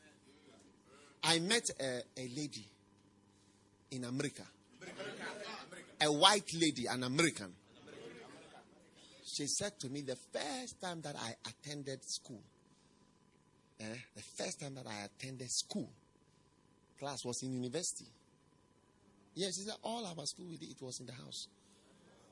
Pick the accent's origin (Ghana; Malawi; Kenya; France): Ghana; Accra, Greater Accra; Where I grew up in Accra, in the city of Accra, I grew up on the Porsche side.